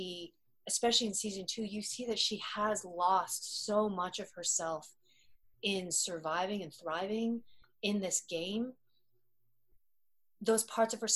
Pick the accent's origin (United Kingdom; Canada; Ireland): Canada; an Asian Canadian actress